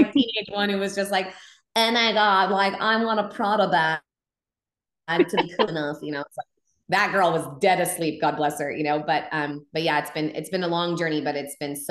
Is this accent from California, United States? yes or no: yes; Humboldt County, Northern California, United States; I was home in Humboldt County, where I grew up in Northern California in the Redwoods